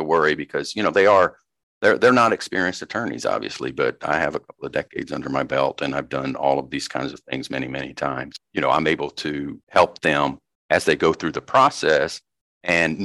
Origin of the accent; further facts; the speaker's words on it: Arkansas, United States; I grew up in Arkansas and I grew up out in the country.